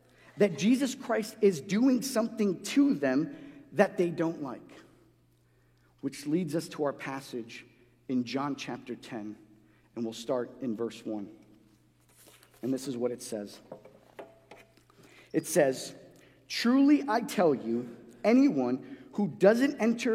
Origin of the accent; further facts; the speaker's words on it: New York City, New York, United States; also born or lived in Guatemala; growing up in New York City